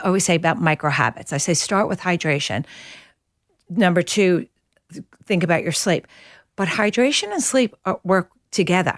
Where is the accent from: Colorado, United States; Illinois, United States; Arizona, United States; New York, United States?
New York, United States; moved away as an adult; now in Australia; I'm a New Yorker